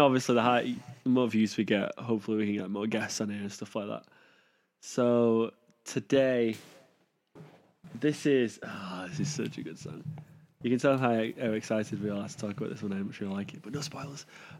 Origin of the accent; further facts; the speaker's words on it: Manchester, North West England, United Kingdom; I mean, that is amplified by the fact we're from Manchester and that haircut is very prevalent.